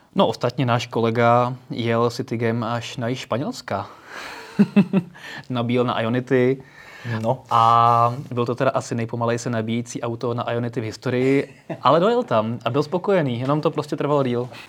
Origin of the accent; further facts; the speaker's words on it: Slovakia; U nás na Slovensku